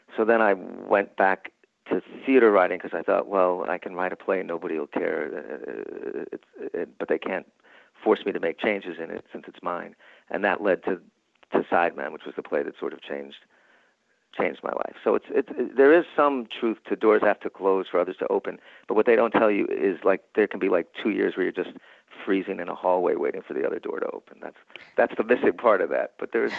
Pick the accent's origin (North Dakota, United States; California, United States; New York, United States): New York, United States; And I thought, but I'm from New York.